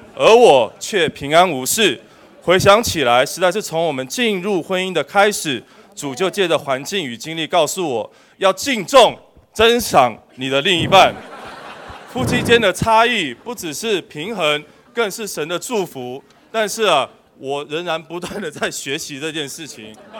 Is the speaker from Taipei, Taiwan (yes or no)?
yes; Taipei, Taiwan; 我和姊妹，我们从小都在教会中长大，我是在北投，我姊妹是在永和